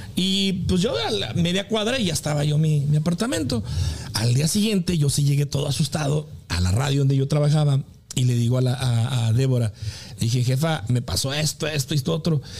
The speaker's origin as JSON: {"language": "Spanish", "country": "Mexico", "said": "soy de México."}